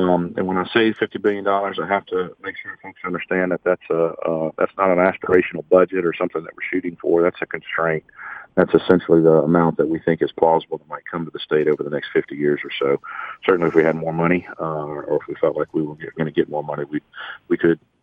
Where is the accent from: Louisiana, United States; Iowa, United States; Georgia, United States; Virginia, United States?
Louisiana, United States; Baton Rouge; also born or lived in Auburn, Alabama; I grew up in Baton Rouge, and everybody I knew was going to LSU